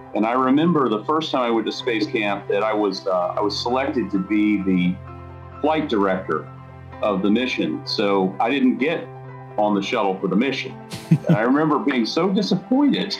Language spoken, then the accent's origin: English; Atlanta, Georgia, United States; now in Huntsville, United States; was born and raised in Atlanta, Georgia, so I'm one of the few, the proud Atlanta native.